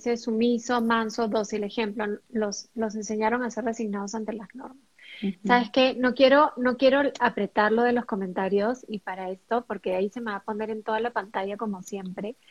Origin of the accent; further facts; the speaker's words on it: Peru; tanto Jennifer como yo somos peruanas